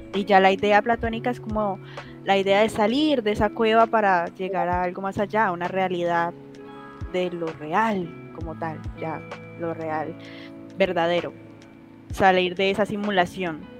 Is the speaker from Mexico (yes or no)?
no; Colombia; soy de Colombia